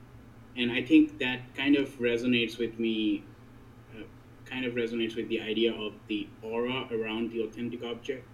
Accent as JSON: {"language": "English", "town": "Kolkata", "region": "West Bengal", "country": "India", "moved": "yes", "lives_now": "Urbana, United States", "said": "from the authentic city of Calcutta in the authentic nation of India"}